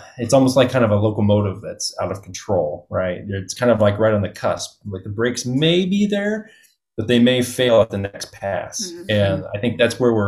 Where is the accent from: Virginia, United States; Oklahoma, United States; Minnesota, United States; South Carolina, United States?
Oklahoma, United States; moved away; I grew up in Oklahoma